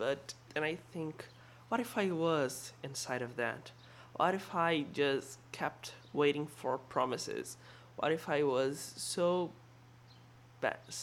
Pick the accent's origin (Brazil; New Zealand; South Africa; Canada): Brazil; I'm from Brazil